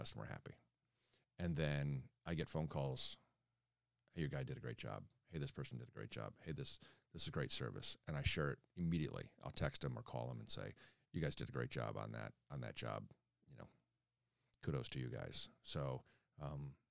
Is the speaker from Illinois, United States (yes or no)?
yes; Chicago, Illinois, United States; growing up in Chicago, being a Bulls fan